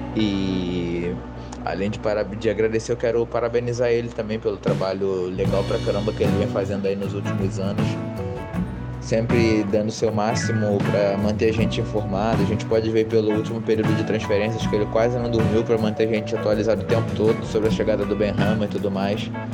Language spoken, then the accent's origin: Portuguese; Rio de Janeiro, Brazil; sou aqui do Rio de Janeiro